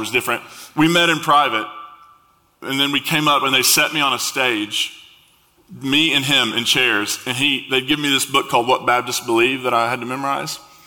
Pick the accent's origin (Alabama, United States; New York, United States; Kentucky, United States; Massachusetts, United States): Kentucky, United States; Eastern; also born or lived in West Virginia; I grew up in Eastern Kentucky, West Virginia area.